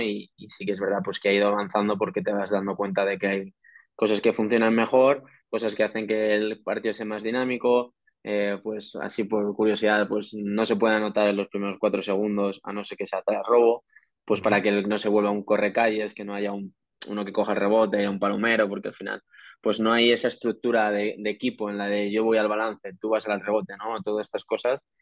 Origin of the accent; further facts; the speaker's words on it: Madrid, Community of Madrid, Spain; el 99% de los jugadores somos madrileños y hemos jugado en categorías inferiores en la selección de Madrid